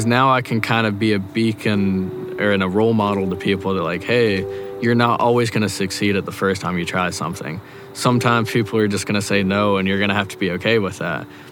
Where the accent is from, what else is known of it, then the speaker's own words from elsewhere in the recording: Boone County, West Virginia, United States; growing up in Boone County.